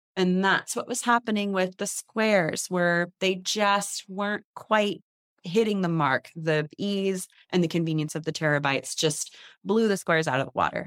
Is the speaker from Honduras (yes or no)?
no; San Leandro, California, United States; the house I grew up in here in the Bay Area, San Leandro